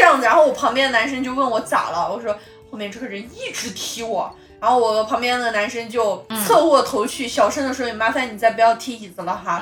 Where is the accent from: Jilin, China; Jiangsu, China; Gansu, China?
Gansu, China; Lanzhou; accent: Lanzhou dialect; 当然消停点儿都是我们兰州那边儿的话